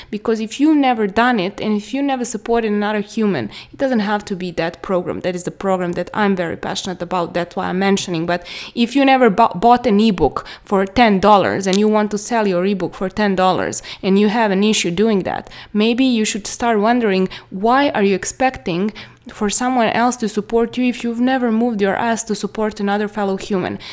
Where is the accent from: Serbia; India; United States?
Serbia; I'm from Serbia.